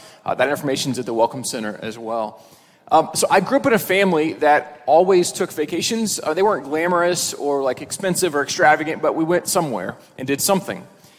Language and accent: English; Midwest, United States; we're from the Midwest where it's pretty flat